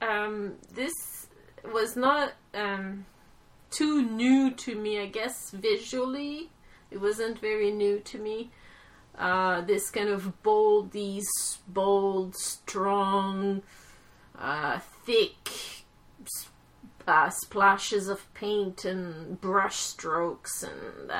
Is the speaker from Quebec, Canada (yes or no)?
yes; Quebec, Canada; growing up in Quebec, my father always brought me to the museums